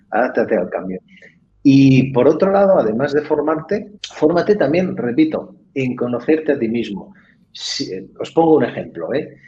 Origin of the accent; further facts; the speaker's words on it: Catalonia, Spain; yo soy, catalán también